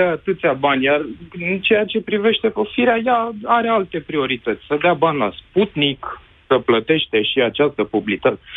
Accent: Bucharest, Romania; Bineînțeles, și din București.

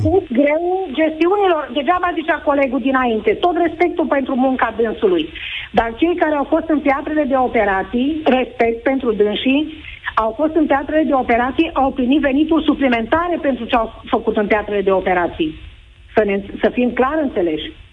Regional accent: Oradea, Bihor County, Romania; sunt din Oradea

